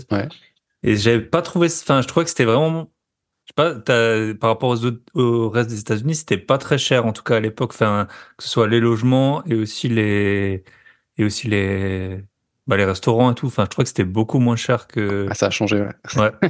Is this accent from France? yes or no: yes; France; quand tu vois ça en tant que Français